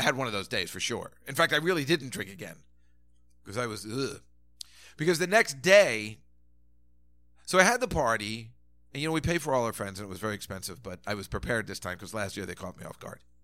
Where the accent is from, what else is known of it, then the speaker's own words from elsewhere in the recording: New Jersey, United States; also born or lived in Sheepshead Bay, Brooklyn, New York; I grew up in Jersey and, you know, certainly, uh, and grew up in Sheepshead Bay, Brooklyn